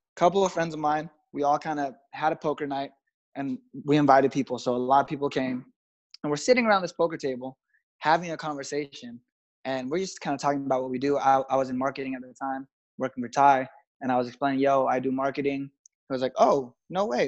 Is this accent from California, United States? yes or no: yes; Los Angeles, California, United States; I'm from Los Angeles, so it's always beautiful out here